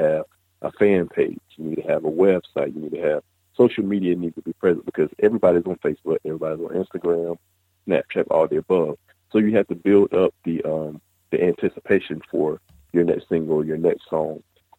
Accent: the South, United States; Because, you know, we're from the South.

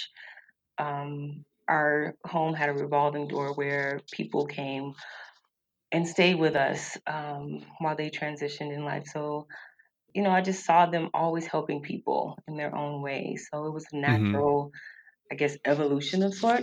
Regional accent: the South, United States; I'm from the South, and from a long line of preachers in my family

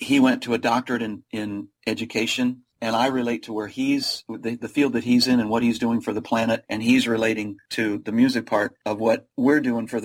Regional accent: Chicago area, Central Illinois, United States; I grew up in the Chicago area, Central Illinois

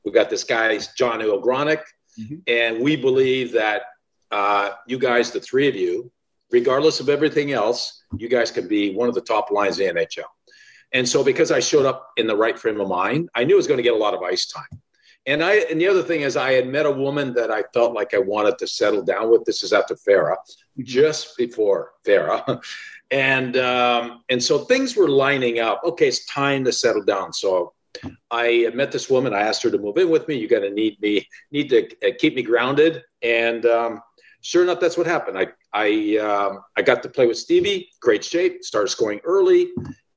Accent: Sudbury, Ontario, Canada; growing up in Sudbury, Ontario

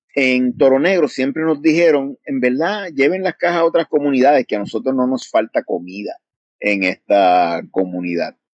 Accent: Puerto Rico; en Puerto Rico, de donde yo vengo

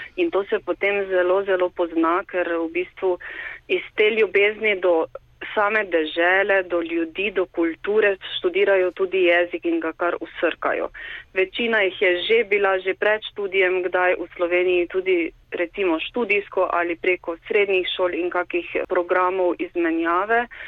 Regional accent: Slovenia; moved away as an adult; now in Brno, Czech Republic; Slovenci smo

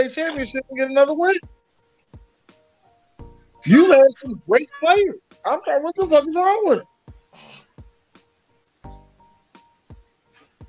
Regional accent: Philadelphia, Pennsylvania, United States; We are from Philly

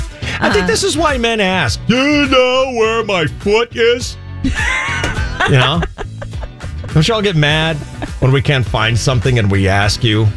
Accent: Illinois, United States; moved away; also born or lived in Colorado; When I was a kid growing up in Illinois

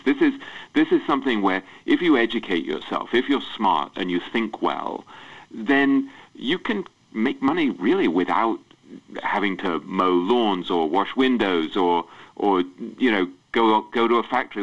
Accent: England, United Kingdom; I grew up in England

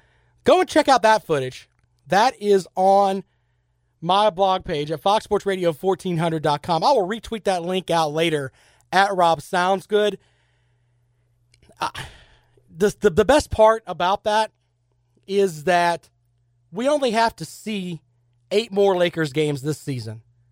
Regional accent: United States; as an American

